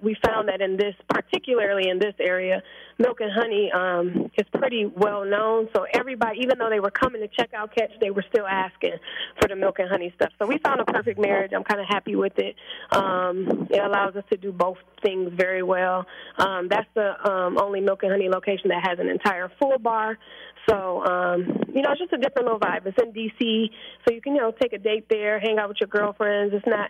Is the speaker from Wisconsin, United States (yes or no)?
yes; Milwaukee, Wisconsin, United States; Like, I'm from Milwaukee, Wisconsin. Teenage mother.